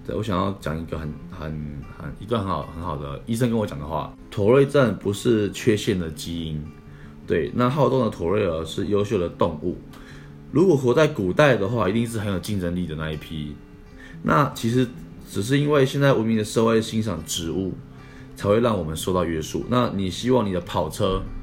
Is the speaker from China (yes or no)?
no; Taipei, Taiwan; moved away; also born or lived in Tainan; 因为我那时候在台南，我是台北人嘛， 他们都叫我天龙人